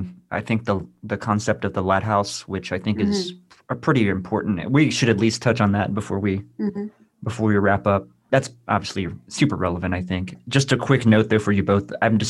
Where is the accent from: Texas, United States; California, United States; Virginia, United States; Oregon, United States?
Texas, United States; I'm from Texas